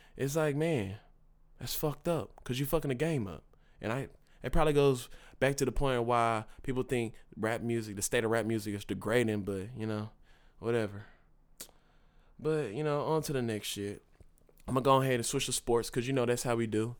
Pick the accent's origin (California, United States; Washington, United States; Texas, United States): Texas, United States; Dallas; I'm from Dallas